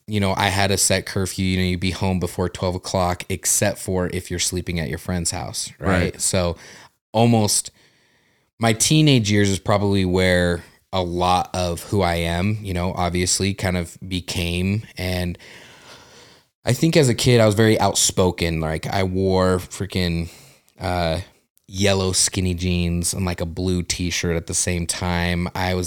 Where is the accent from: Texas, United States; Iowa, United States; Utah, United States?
Utah, United States; also born or lived in New Mexico; Well, I was born in New Mexico, quickly moved to here to Utah.